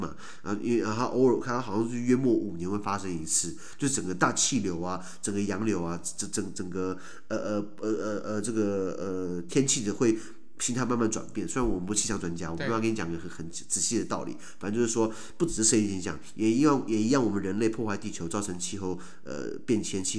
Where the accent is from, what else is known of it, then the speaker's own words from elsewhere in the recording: Taiwan; 因为我台湾人可能比较不熟悉南北半球